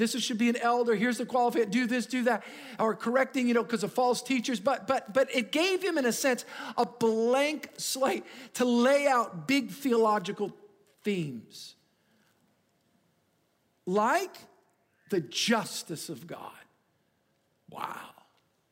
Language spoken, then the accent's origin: English; United States; I'm an American